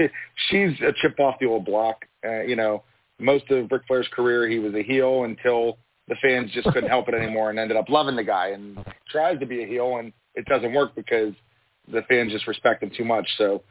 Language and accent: English; Pittsburgh, Pennsylvania, United States; I'm from Pittsburgh.